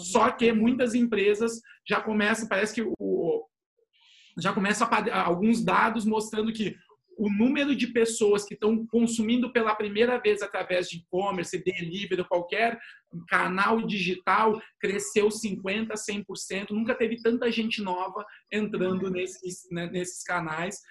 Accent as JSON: {"language": "Portuguese", "region": "São Paulo", "country": "Brazil", "moved": "as an adult", "lives_now": "Porto Alegre, Brazil", "said": "eu sou paulista de origem, mas sou gaúcho de coração, falo aqui de Porto Alegre"}